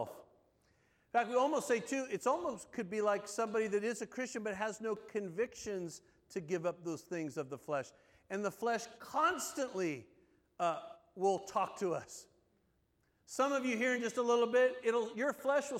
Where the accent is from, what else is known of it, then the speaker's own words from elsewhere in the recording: Southern California, United States; moved away as an adult; also born or lived in North Carolina; growing up in Southern California.